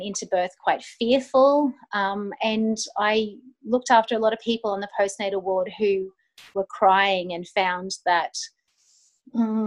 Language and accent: English; Australia; moved away as an adult; also born or lived in United Kingdom; I'm Australian